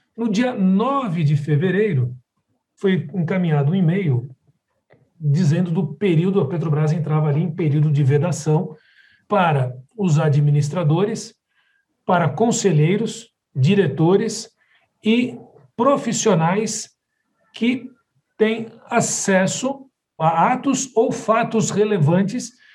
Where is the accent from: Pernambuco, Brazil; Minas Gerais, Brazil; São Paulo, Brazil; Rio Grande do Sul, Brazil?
São Paulo, Brazil; also born or lived in Rio de Janeiro; eu sou de São Paulo, moro num condomínio aqui em São Paulo com as minhas filhas